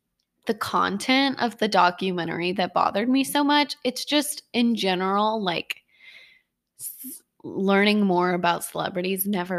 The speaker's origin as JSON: {"language": "English", "region": "the South", "country": "United States", "tie": "born or raised there", "said": "growing up in the South"}